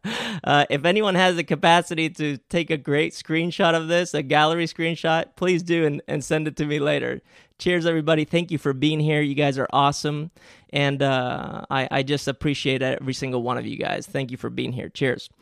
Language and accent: English; Spain; English is a second language; moved away; I grew up in Spain and English is actually my second language